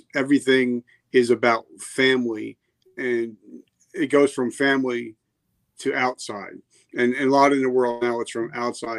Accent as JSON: {"language": "English", "region": "New Jersey", "country": "United States", "tie": "born or raised there", "also_born_or_lived": "South Carolina", "moved": "yes", "said": "I grew up in New Jersey, but I became an adult in South Carolina."}